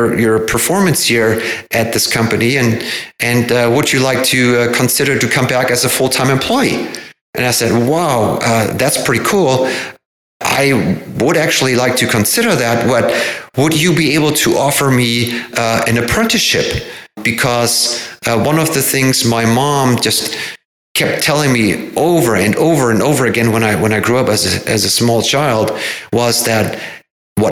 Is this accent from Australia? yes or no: no; Hamburg, Germany; moved away as an adult; now in Everett, United States; I found a summer job in a marine hardware store in my hometown of Hamburg